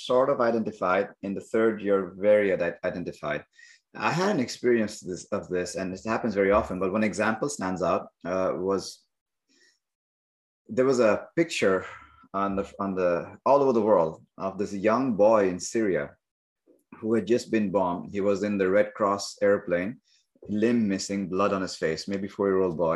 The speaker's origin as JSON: {"language": "English", "country": "India", "tie": "born or raised there", "moved": "yes", "lives_now": "Montreal, Canada", "said": "I may identify as an Indian-born engineer, yoga teacher, family of three kids living in Montreal"}